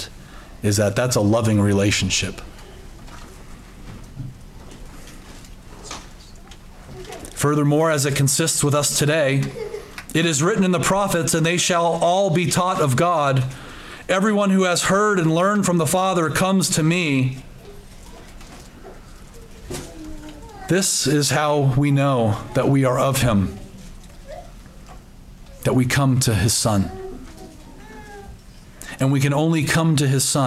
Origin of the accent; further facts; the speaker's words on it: United States; for us as Americans or Westerners